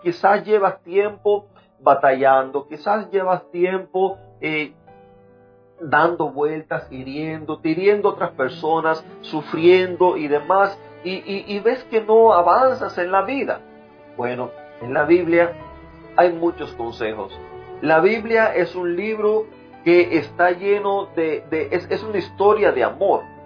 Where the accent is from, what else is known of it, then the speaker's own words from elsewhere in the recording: Cuba; moved away; soy cubano